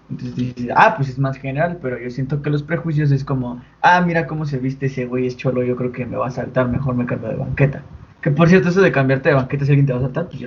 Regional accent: Mexico; soy mexicano.

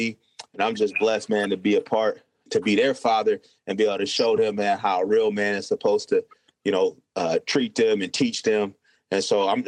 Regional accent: Davenport, Iowa, United States; Born and raised in Davenport, Iowa.

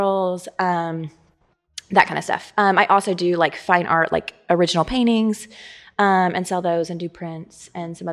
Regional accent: Harrisburg, Illinois, United States; moved away as an adult; also born or lived in New Orleans, Louisiana; I'm from Harrisburg and then I lived in New Orleans for 12 years

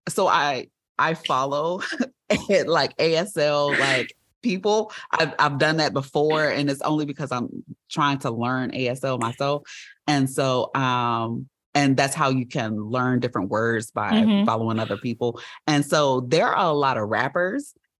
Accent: United States; I feel like I'm American

